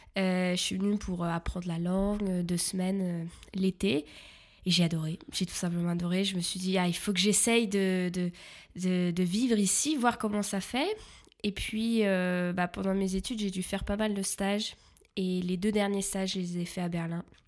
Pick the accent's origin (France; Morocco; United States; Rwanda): France; Paris region, Île-de-France; moved away as an adult; now in Germany; je viens de la région parisienne